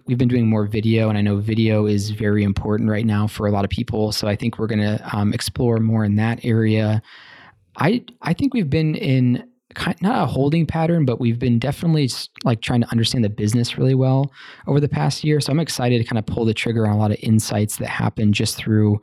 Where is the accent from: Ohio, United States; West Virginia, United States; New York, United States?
Ohio, United States; We're both from Ohio